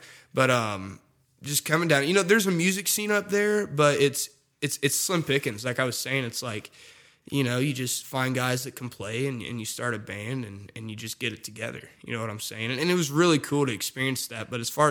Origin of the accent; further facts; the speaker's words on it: Casey, Illinois, United States; moved away as an adult; now in Nashville, United States; I'm from Casey, Illinois, which is just a town of 3,000 people